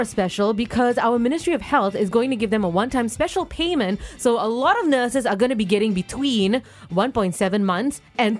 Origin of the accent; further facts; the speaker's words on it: Singapore; as a Singaporean